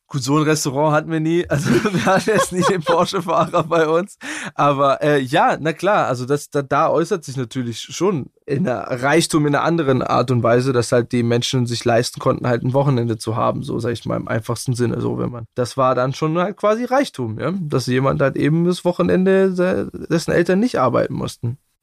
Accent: Bietigheim-Bissingen, Baden-Württemberg, Germany; accent: Swabian; bei uns im Schwabenland

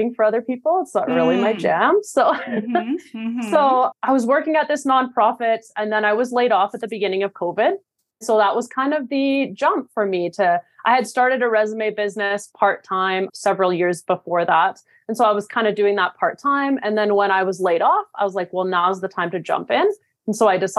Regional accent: Canada; now in New York, United States; I'm from Canada.

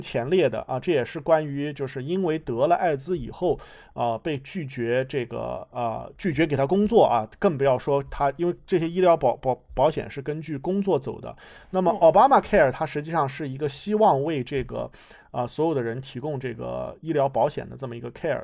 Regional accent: United States; also born or lived in China; 作为一个在美国成长，啊， 在美国接受教育的人

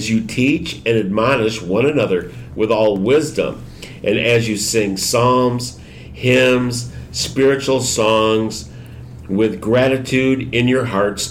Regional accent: Michigan, United States; now in Houston, United States; I'm from Michigan, where the weather, the seasons were distinct

